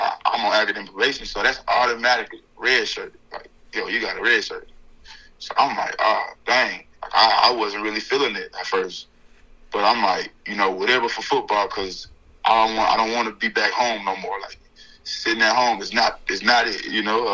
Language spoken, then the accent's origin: English; Houston, Texas, United States; moved away as an adult; growing up in a huge city, growing up in Houston, Texas, on the north side of Houston, Texas